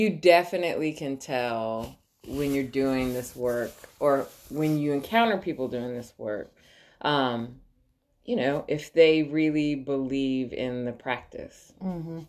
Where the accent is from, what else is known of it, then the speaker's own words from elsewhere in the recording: New York, United States; born and raised in New York, was in the arts forever